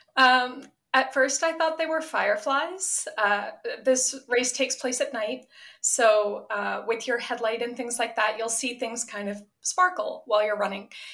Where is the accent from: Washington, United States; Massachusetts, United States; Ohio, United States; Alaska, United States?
Massachusetts, United States; Attleboro; moved away; I was from Attleboro